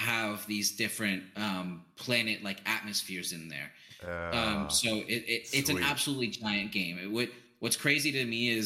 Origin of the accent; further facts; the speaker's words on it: New York, United States; when I was growing up in New York, there's we had a bakery